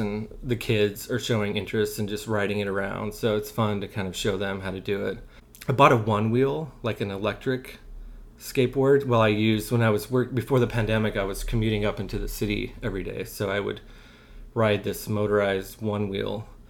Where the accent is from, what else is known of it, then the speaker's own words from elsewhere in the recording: Wyoming, United States; I grew up like near Jackson Hole and Grand Targhee and Driggs.